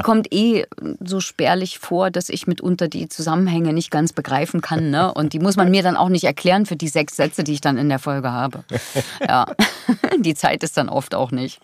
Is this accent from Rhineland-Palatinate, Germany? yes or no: no; Thuringia, Germany; die spricht wie meine Heimat